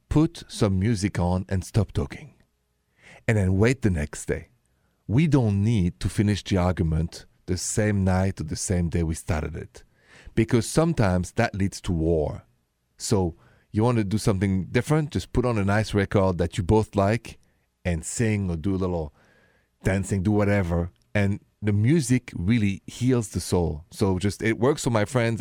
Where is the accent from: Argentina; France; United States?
France; Paris, Île-de-France; accent: French; English is a second language; moved away; my hometown, Paris, city of love